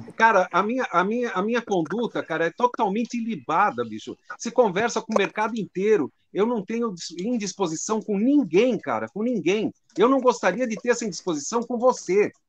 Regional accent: Brazil; Biblioteca da Lapa que é o bairro onde eu nasci

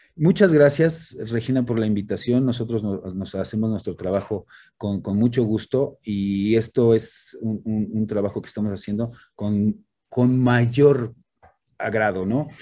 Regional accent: Mexico; soy, soy, soy mexicano, soy parte de esta cultura

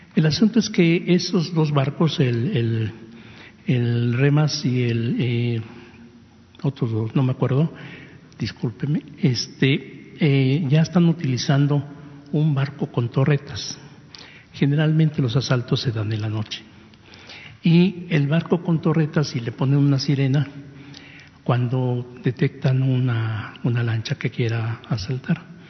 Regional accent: Mexico; somos mexicanos

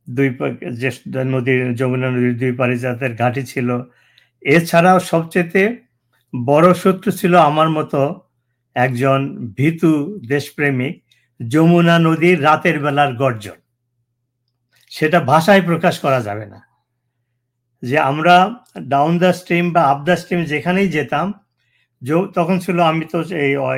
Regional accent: Bangladesh; moved away; আমাদের যে গ্রামটা আছে সেই গ্রামের দক্ষিণের দিকে আমাদের যাতায়াত ছিল

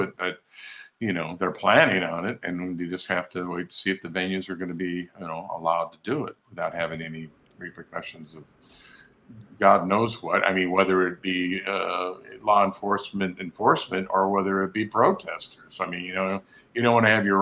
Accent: an hour from San Francisco, California, United States; moved away as an adult; also born or lived in Sacramento / Los Angeles; I grew up, you know, an hour from San Francisco during the hippie days

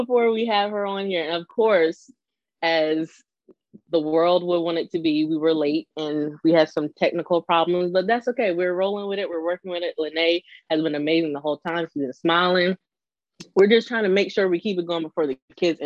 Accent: the South, United States; we're from the South

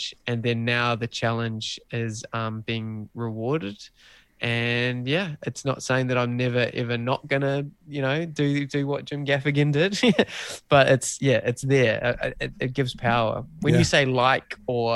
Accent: New Zealand; being a Kiwi bloke

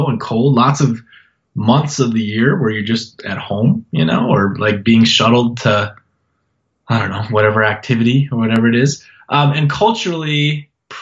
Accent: North Dakota, United States; now in Montana, United States; North Dakota. I was born in North Dakota.

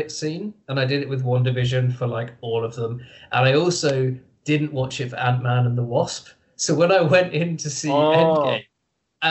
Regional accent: United Kingdom; now in London, United Kingdom; As being British, you're actually born with all of this knowledge anyway

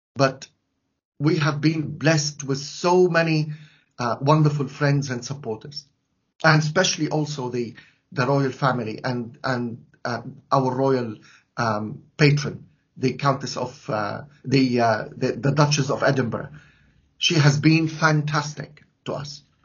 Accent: Latakia, Latakia Governorate, Syria; now in London, United Kingdom; In my hometown, Latakia

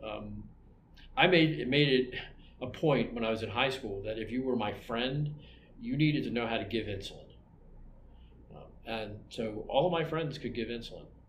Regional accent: Maryland, United States; now in Albuquerque, United States; I'm from Maryland

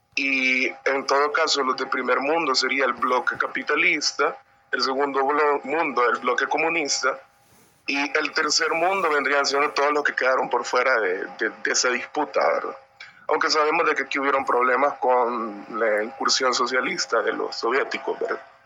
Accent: San Miguel, El Salvador; yo soy de San Miguel

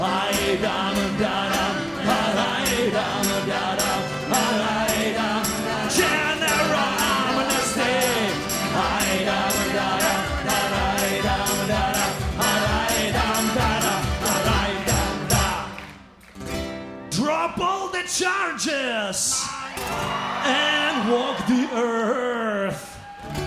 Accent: Ukraine; moved away; I'm from Ukraine

